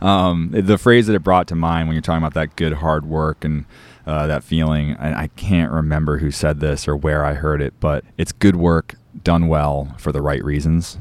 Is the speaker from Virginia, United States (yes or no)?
no; Cape Cod, Massachusetts, United States; growing up on Cape Cod with se-, osprey nests in the salt marshes